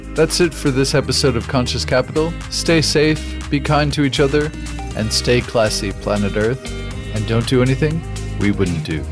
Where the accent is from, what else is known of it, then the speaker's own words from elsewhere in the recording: New Mexico, United States; I grew up in the United States in the Southwest in New Mexico